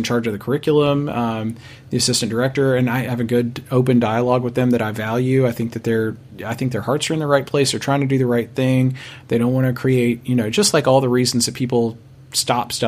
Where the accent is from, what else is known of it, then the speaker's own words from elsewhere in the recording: Clarksville, Tennessee, United States; My hometown, Clarksville, Tennessee, is a military town.